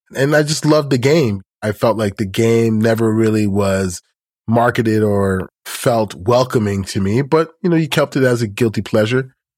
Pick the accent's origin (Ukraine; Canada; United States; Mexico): Canada; as a Canadian